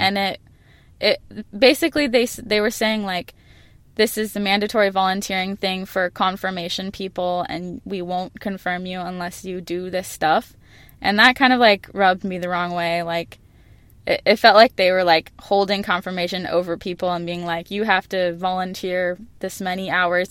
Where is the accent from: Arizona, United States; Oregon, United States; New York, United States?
Arizona, United States; Phoenix; I'm from Phoenix